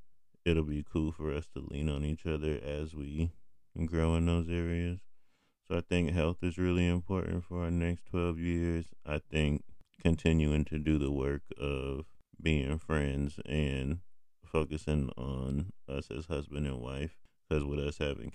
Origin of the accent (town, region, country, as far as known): United States